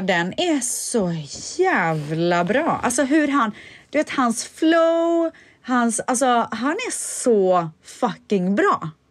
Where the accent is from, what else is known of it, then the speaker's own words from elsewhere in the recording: Sweden; jag är svensk